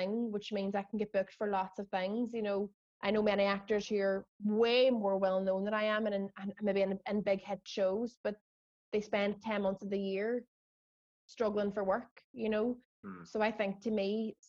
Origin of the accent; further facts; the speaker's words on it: Derry, Northern Ireland, United Kingdom; we're from Derry